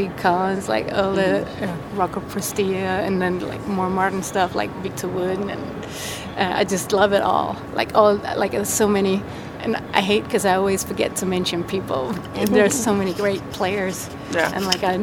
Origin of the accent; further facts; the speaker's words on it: Denmark; I was from Denmark